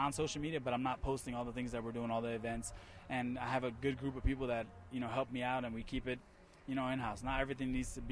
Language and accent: English; New Jersey, United States; I grew up in Jersey.